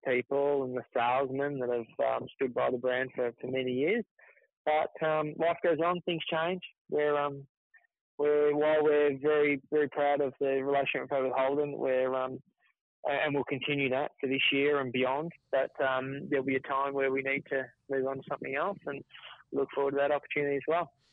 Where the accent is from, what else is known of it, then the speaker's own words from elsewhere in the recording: Melbourne, Victoria, Australia; I grew up in Melbourne